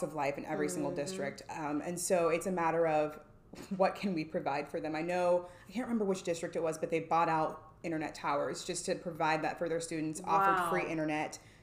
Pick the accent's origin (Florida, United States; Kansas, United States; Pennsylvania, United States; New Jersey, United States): Kansas, United States; Hays; moved away as an adult; also born or lived in San Antonio, Texas; now in Dallas, United States; So born and raised in Hays, Kansas. Small town. Yes. Small town, Western Kansas